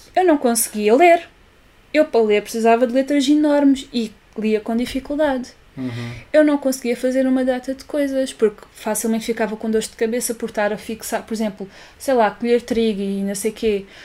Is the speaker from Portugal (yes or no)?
yes; Olhão, Algarve, Portugal; accent: Olhão; nós somos de Olhão